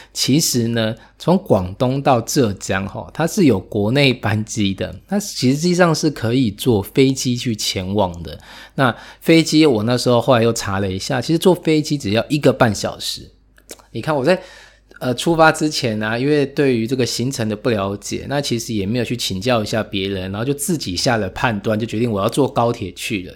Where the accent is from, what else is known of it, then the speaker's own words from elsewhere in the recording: Taiwan; also born or lived in Taipei; 尤其像我自己在台北